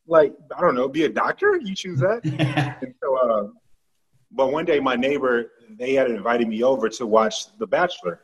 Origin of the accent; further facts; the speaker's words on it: Texas, United States; I'm from Texas. I'm from the South